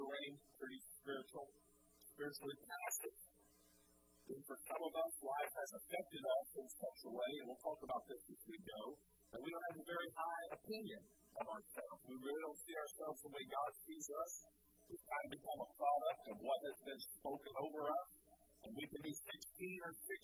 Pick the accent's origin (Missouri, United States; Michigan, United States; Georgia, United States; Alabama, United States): Georgia, United States; Cartersville; also born or lived in Philippines; I'm from Cartersville. I grew up here.